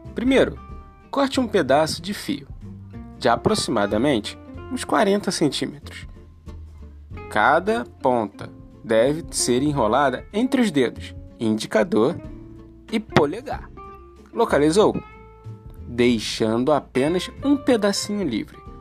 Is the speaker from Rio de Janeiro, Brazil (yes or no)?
yes; Rio de Janeiro, Brazil; Eu sou nascido e criado aqui, no Morro do Salgueiro